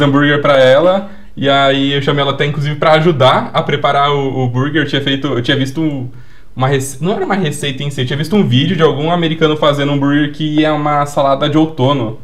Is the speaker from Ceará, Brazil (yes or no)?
no; Paraná, Brazil; now in São Paulo, Brazil; eu vim do Paraná, né? É, até nasci aqui na, na, é. região de São Paulo, mas eu vim do Paraná. E eu lembro que na minha infância lá